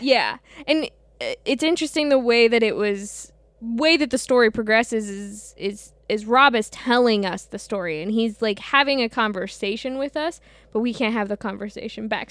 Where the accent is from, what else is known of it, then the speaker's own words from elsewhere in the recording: St. Louis, Missouri, United States; I grew up in the Midwest.